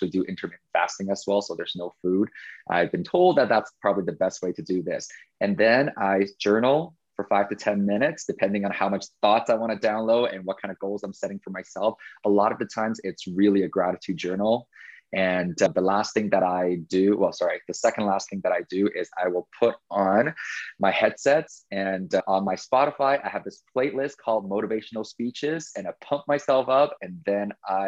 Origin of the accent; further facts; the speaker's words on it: Taiwan; I think it's because I came from Taiwan and I felt like I lost Chinese New Year's.